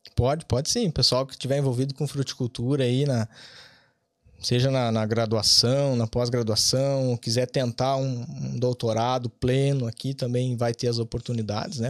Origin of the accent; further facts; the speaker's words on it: Bom Jesus, Rio Grande do Sul, Brazil; moved away as an adult; also born or lived in Vacaria, Brazil; now in Ireland; Eu me criei em Bom Jesus, uma cidade pequena de 10 mil habitantes na região serrana do, do Rio Grande do Sul